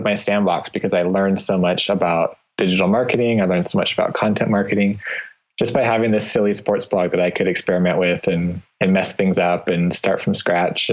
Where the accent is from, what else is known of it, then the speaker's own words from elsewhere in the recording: Nampa, Idaho, United States; now in Boise, United States; I was born and raised about 15 miles from here in a town called Nampa, Idaho